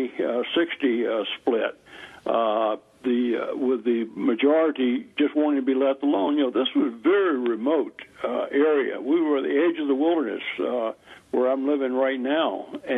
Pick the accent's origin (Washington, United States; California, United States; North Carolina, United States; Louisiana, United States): North Carolina, United States; I was born and raised here in Western North Carolina, not too far from where the Battle of Kings Mountain and the Battle of Cowpens were fought.